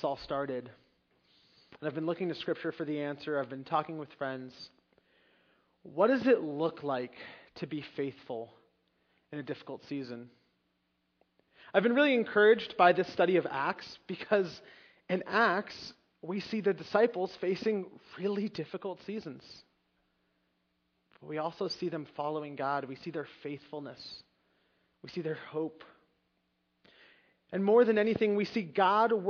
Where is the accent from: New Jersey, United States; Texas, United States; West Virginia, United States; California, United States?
New Jersey, United States; Long Valley; I grew up in Long Valley, and if you don't know anything about that area, there weren't that many immigrants. I wasn't the only one, but I think I was the only one in the class